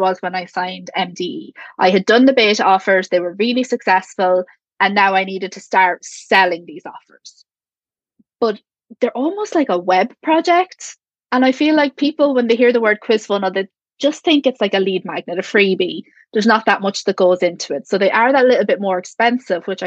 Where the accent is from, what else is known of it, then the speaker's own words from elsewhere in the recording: Ireland; I'm from Ireland